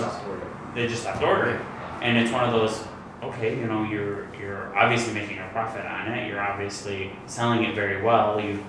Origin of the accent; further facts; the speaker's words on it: Detroit, Michigan, United States; Obviously, we're from Detroit. You know, we're from this area, born and raised for myself.